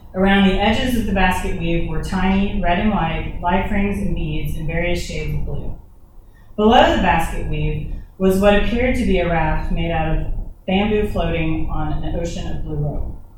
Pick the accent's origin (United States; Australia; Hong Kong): United States; Dallas, Texas; also born or lived in Austin, Texas / Nashville, Tennessee; now in Thomasville, United States; I was born in Austin, Texas, and raised in Dallas